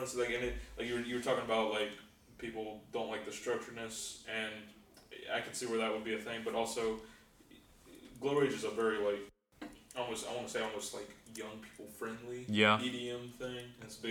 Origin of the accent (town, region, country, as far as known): Mobile, Alabama, United States